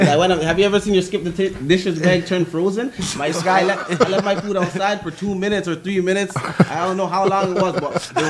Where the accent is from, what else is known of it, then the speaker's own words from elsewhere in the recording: Toronto, Ontario, Canada; also born or lived in Parkdale, Toronto; I'm from Rexdale.